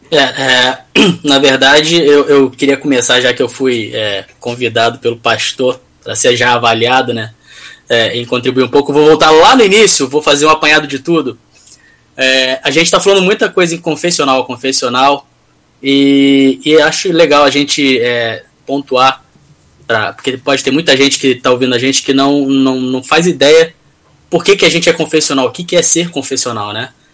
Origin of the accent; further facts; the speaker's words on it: Rio de Janeiro, Brazil; Eu sou do Rio